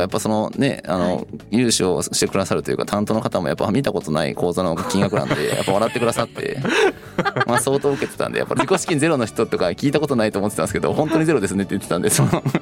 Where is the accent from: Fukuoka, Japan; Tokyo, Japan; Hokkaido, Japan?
Fukuoka, Japan; Kitakyushu; まあ、生まれ育ったエリアですし、はい自分の母親をはじめ父親とか家族や友人っていうのも住んでる町ですし、はい、まあ門司港に育てられてこういう人間になってるので